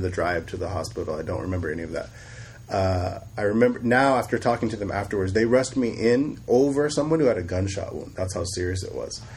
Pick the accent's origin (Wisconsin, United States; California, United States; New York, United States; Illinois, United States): California, United States; Sacramento; also born or lived in Bay Area, California; we moved to Sacramento with my mother. Uh, and I grew up in, in Sacramento